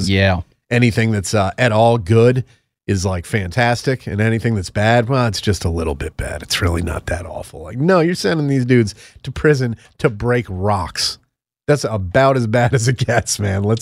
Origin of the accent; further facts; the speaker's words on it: Connecticut, United States; It's kind of like my home state of Connecticut, except they have uh, dumb accents. Unlike us, we talk like normal people.